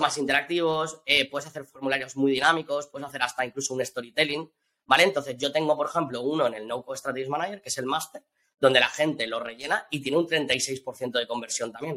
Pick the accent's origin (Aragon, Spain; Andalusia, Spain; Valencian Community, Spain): Valencian Community, Spain; also born or lived in Australia; yo que soy valenciano